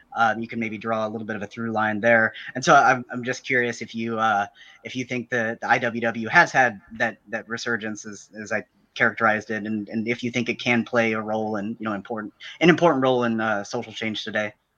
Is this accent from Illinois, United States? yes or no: yes; Southern Illinois, United States; I'm from Southern Illinois